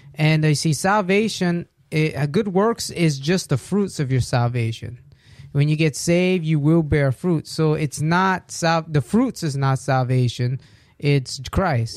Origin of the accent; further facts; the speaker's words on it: United States; we're American